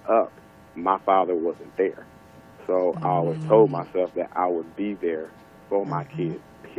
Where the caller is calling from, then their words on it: Houston, Texas, United States; I'm calling from Houston, Texas.